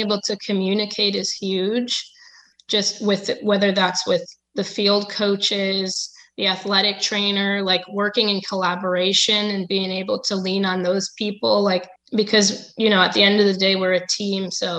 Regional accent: Connecticut, United States; No, it wasn't. I'm from Connecticut.

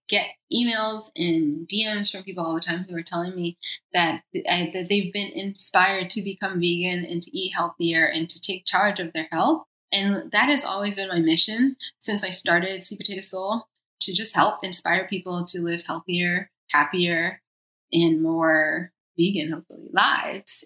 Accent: United States; also born or lived in New York / Costa Rica; now in Los Angeles, United States; I'm American.

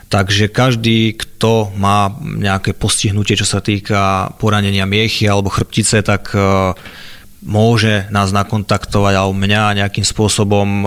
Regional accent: Liptov, Žilina Region, Slovakia; od malička som jazdil vlastne v nízkych Tatrách, keďže som z Liptova

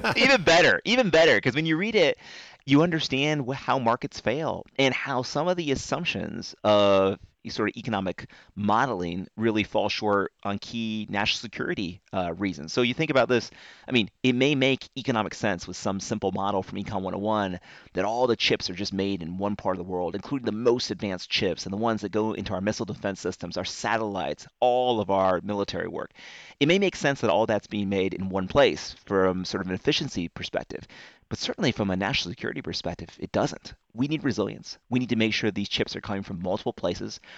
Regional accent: North Carolina, United States; my home state, North Carolina

